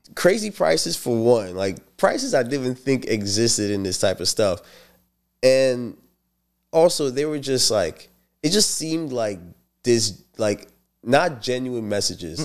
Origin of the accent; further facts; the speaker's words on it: St. Lucia; now in United States; I'm from Saint Lucia